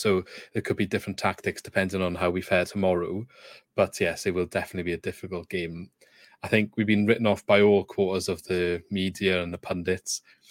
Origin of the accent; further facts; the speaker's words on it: Wales, United Kingdom; as a Welsh person myself.